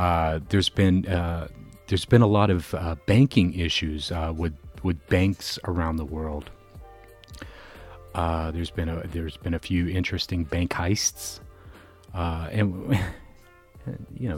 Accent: Florida, United States; now in Chicago, United States; my home state of Florida

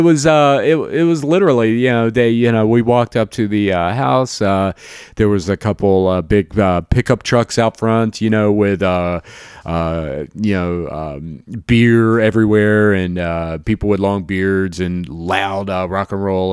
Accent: Jacksonville, Florida, United States; moved away; born and raised in Jacksonville, Florida

